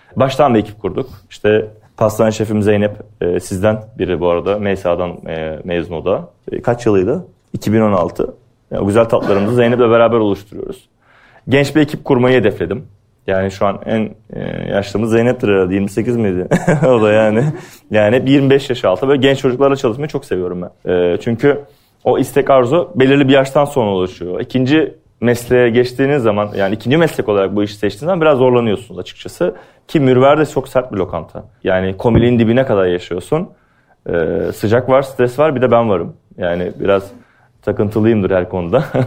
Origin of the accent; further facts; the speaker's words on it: Antalya, Turkey; moved away as an adult; also born or lived in Afyonkarahisar; now in Istanbul, Turkey; ben Antalyalıyım. Antalya Turizm Otelcilik Lisesi mezunuyum.